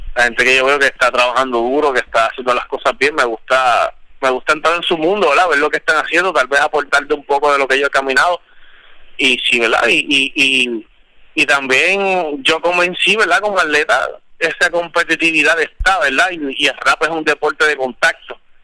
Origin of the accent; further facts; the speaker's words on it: Puerto Rico; yo soy de Puerto Rico